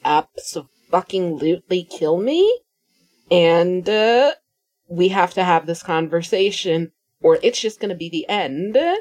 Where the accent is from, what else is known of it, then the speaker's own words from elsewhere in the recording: United States; I'm American